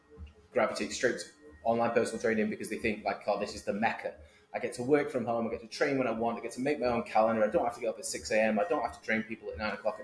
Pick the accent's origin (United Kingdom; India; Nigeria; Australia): United Kingdom; Manchester, North West England; moved away as an adult; also born or lived in Boston, United States; now in United States; I am originally from Manchester, Northern England, you should probably tell. But I've lived in the US for 10 years.